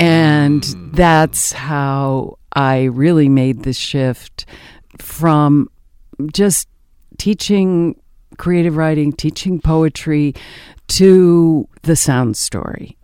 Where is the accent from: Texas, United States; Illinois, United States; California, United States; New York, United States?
New York, United States; the Adirondacks, upstate; moved away as an adult; also born or lived in Indiana / Ithaca, New York / Maryland; I was born and raised in the Adirondacks in upstate New York in a little mining town